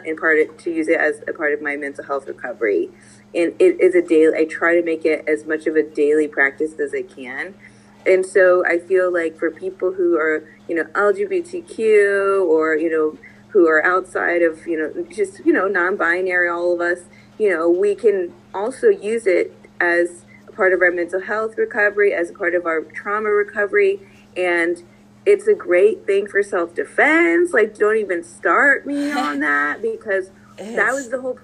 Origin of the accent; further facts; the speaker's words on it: Texas, United States; I'm from Texas